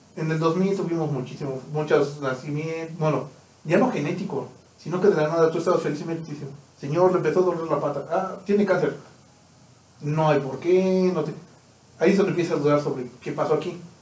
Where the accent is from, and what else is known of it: Mexico